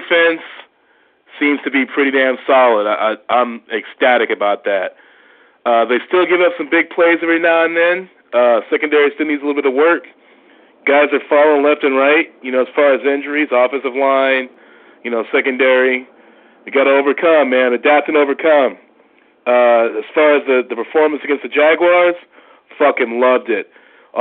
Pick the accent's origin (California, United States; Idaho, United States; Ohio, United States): California, United States; Long Beach; moved away; I'm originally from Long Beach